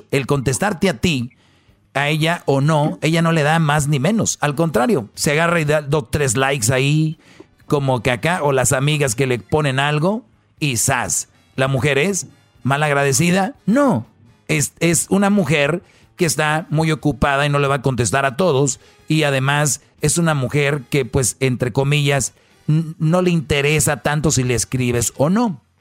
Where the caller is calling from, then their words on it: Beachwood, New Jersey, United States; Ah, le estoy llamando de Beachwood, New Jersey.